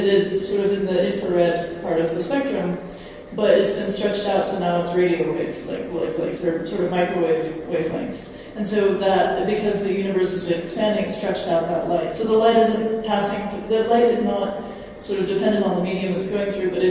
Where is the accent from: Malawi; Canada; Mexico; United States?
United States; I'm from America